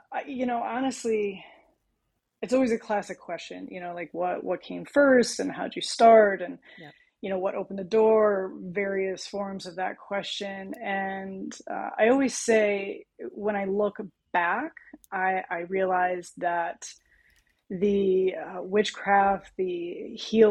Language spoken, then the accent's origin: English; California, United States; now in Connecticut, United States; I was born and I'm from California. So I was raised with a lot of holistic approaches